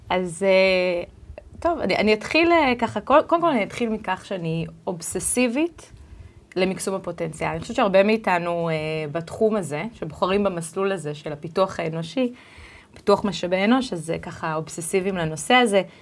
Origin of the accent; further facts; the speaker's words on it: United States; born there; also born or lived in Israel; נולדתי בארצות הברית, וחייתי רק ככה לתת המחשה, מתוך 12 שנות לימוד ראשונות, הייתי בשמונה בתי ספר שונים